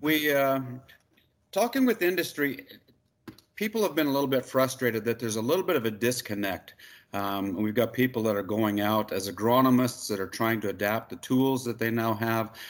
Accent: Magrath, Alberta, Canada; also born or lived in Saskatoon, Saskatchewan; I'm from McGrath. I grew up on a ranch out here

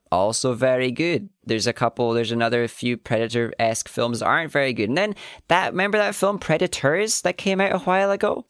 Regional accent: Scotland, United Kingdom; we're Scottish

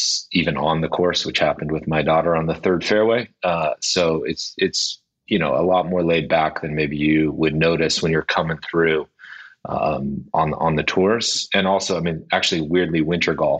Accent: United States; accent: American; moved away as an adult; now in North Berwick, United Kingdom; as an American with an American accent

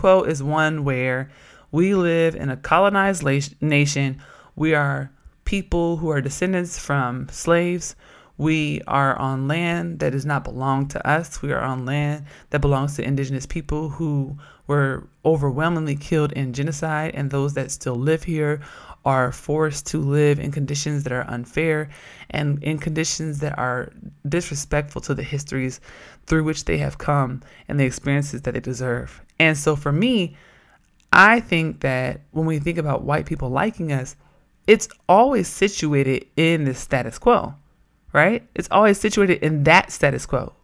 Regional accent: Oakland, California, United States; moved away; I'm from Oakland

